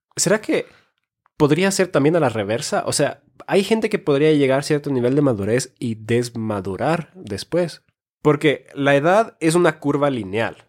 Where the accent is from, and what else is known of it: Finland; born or raised there; moved away; also born or lived in Ecuador